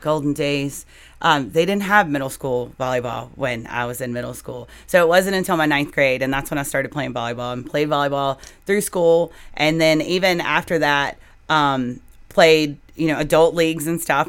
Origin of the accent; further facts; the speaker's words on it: United States; I grew up in Franklin County